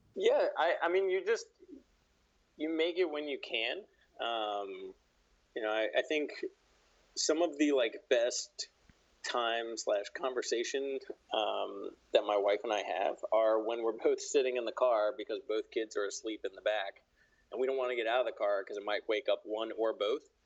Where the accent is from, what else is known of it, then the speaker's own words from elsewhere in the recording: Charleston, West Virginia, United States; also born or lived in Washington, District of Columbia, United States; now in Pittsburgh, United States; I'm from Charleston, West Virginia, which is like southern